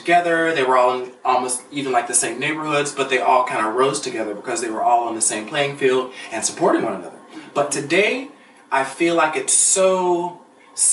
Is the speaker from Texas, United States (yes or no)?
no; Pittsburgh, Pennsylvania, United States; moved away as an adult; now in Los Angeles, United States; I'm from Pittsburgh, Pennsylvania. Very blue collar